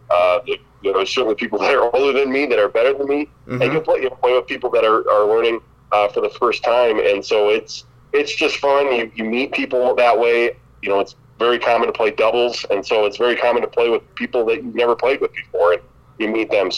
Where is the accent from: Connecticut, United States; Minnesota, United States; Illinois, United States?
Minnesota, United States; Lee Center; now in Mitchell, United States; I grew up in Lee Center, Minnesota